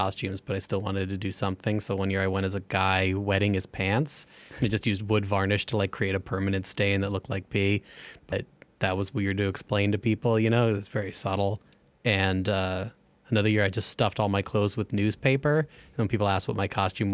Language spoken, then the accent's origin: English; New Jersey, United States; My hometown in Jersey